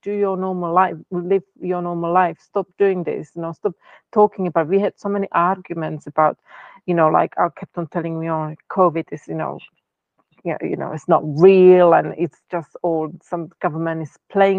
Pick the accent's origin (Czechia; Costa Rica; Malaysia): Czechia; first language Czech; English is a second language; moved away; I'm from Czech Republic